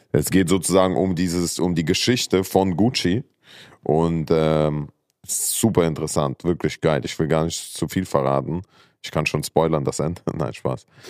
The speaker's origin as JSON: {"language": "German", "region": "Saarland", "country": "Germany", "tie": "born or raised there", "moved": "yes", "said": "ich bin ja im Saarland groß geworden"}